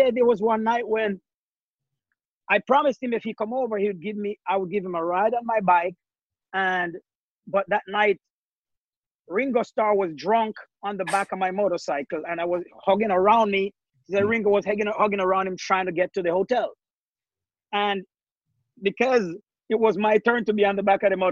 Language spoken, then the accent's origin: English; Jamaica; now in Norwalk, United States; we growing up in Jamaica